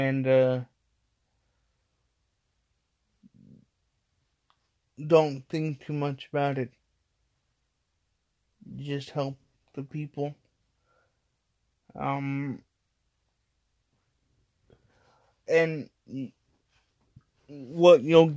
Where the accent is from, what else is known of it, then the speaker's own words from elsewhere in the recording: Midwest, United States; moved away; I came from the Midwest. That the Midwest is my city. The Midwest is my state. The Midwest is my area